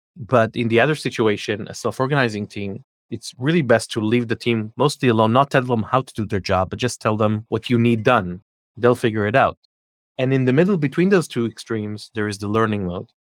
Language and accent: English; Israel; moved away as an adult; also born or lived in Scandinavia / New Jersey, United States / California, United States; I'm born and raised in Israel, but we lived in Scandinavia for a few years, and then we lived in the U S for a few years